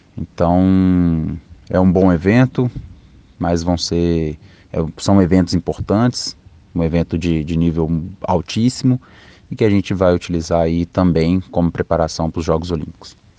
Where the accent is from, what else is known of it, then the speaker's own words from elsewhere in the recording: Betim, Minas Gerais, Brazil; moved away as an adult; also born or lived in Juatuba, Minas Gerais; Foi aí que, que eu cresci, né? Então foi, foi em Betim, Minas Gerais